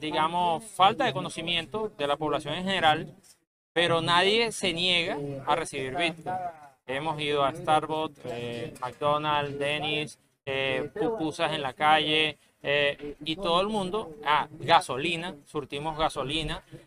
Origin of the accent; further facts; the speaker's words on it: Venezuela; soy venezolano